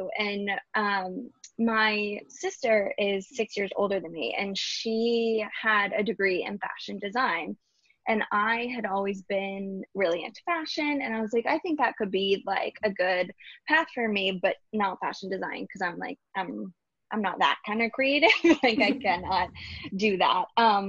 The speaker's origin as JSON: {"language": "English", "town": "Garland", "region": "Texas", "country": "United States", "tie": "born or raised there", "moved": "as an adult", "lives_now": "New York, United States", "said": "Yeah, so I grew up in Dallas, Texas, or really Garland, which is a suburb of Dallas"}